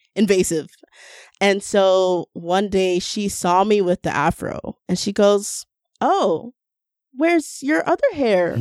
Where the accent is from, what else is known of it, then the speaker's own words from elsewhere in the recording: Toronto, Ontario, Canada; we're from a, such a diverse city